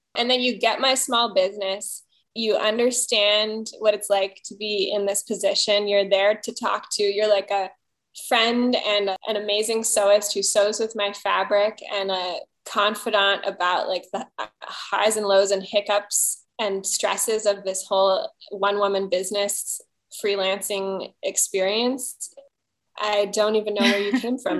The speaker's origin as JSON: {"language": "English", "region": "Hawaii", "country": "United States", "tie": "born or raised there", "said": "that is my home island, host island, host culture. I'm not Hawaiian, but I was raised here and this is my home."}